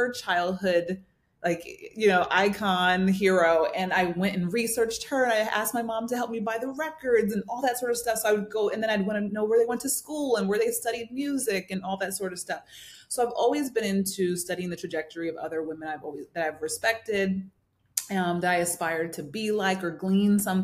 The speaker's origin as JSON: {"language": "English", "region": "New Jersey", "country": "United States", "tie": "born or raised there", "also_born_or_lived": "New York", "said": "I grew up in New Jersey, born in New York, raised in New Jersey"}